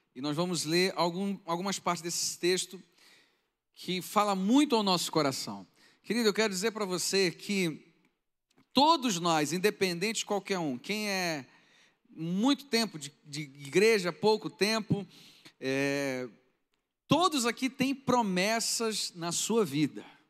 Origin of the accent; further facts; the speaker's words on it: Alta Floresta, Mato Grosso, Brazil; Fui criado ali no Mato Grosso